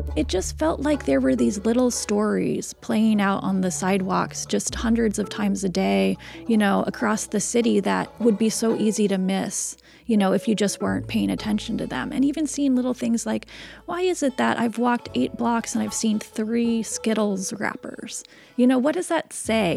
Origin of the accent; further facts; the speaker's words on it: Seattle, Washington, United States; I was born and raised in Seattle